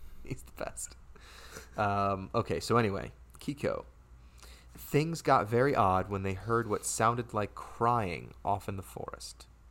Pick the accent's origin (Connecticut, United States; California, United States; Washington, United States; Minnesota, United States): Connecticut, United States; Stamford; moved away as an adult; now in Ridgefield, United States; I'm from Stanford, which is a, a city, you know, if you will, uh, in Connecticut.